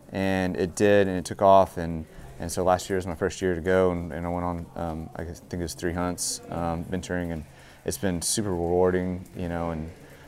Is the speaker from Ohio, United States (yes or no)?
no; Kerrville, Texas, United States; moved away as an adult; now in Austin, United States; I grew up in Kerrville, you know, from a very hunting, fishing-minded family, you know, just, you know, hill country Germans, you know, that was part of the culture.